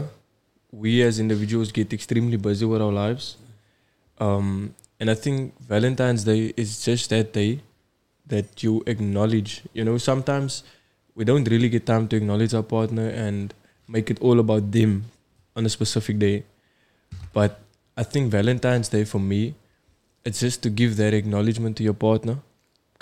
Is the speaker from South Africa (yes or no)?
yes; Cape Town, Western Cape, South Africa; I'm also from Bela.